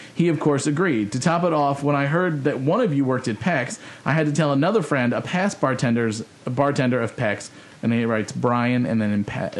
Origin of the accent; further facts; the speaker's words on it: San Diego, California, United States; I was born and raised in San Diego and New Hillcrest when its hot spot was the chicken pie shop.